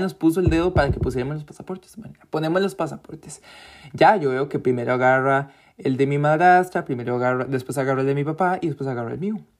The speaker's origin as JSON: {"language": "Spanish", "country": "Costa Rica", "said": "yo soy de Costa Rica."}